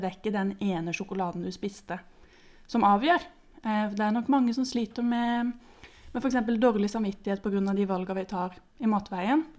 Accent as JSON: {"language": "Norwegian", "region": "Sørlandet", "country": "Norway", "moved": "as an adult", "lives_now": "Oslo, Norway", "said": "jeg kommer fra Sørlandet, men jeg har bodd i Oslo i noen år nå"}